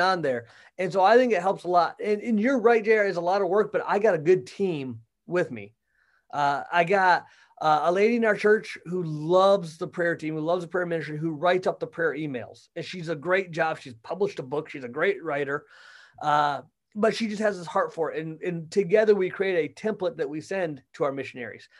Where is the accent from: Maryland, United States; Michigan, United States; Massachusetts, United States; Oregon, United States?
Michigan, United States; moved away as an adult; also born or lived in Kentucky / Florida / Missouri; now in Wentzville, United States; I grew up in Michigan